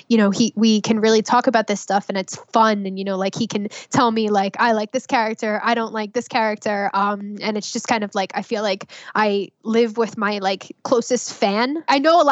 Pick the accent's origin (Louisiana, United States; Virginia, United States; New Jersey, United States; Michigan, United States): New Jersey, United States; I'm from Jersey